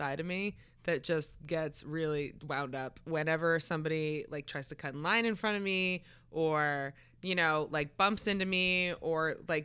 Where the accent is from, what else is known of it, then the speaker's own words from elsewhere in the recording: Maryland, United States; now in California, United States; I'm from Maryland